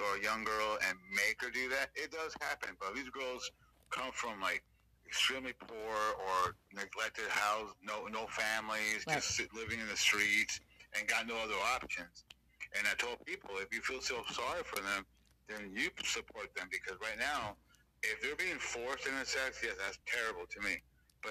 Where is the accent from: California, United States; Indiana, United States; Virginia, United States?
California, United States; Los Angeles; I'm from Los Angeles, born and raised.